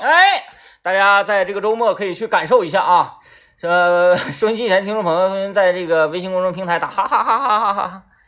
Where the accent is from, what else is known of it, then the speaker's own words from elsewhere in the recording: China; 我们中国人就喜欢数字